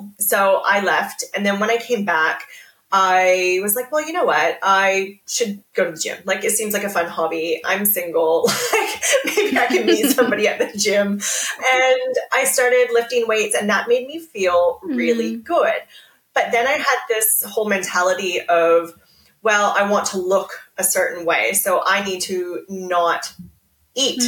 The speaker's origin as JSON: {"language": "English", "country": "Canada", "moved": "as an adult", "lives_now": "Australia", "said": "I'm Canadian. I have been living in Australia for 12 years now"}